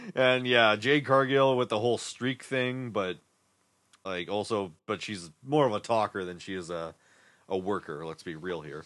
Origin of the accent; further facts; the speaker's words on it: Winnipeg, Manitoba, Canada; we're from Winnipeg